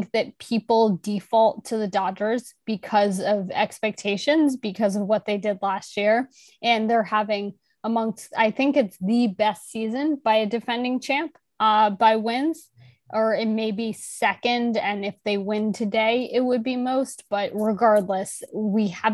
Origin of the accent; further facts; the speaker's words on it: New York, United States; also born or lived in Chicago; I'm actually from New York